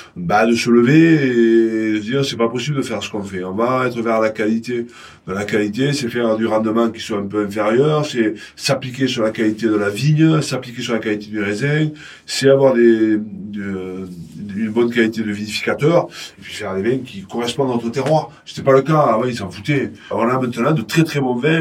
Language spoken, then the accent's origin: French; Montpellier, Occitania, France; also born or lived in Pépieux, Minervois / Castres; je suis né à Montpellier il un certain temps, trop longtemps d'ailleurs. J'ai fait une formation de Vitiono. Euh, mes parents étaient exploitants viticoles dans le Minervois, exactement à Pépieux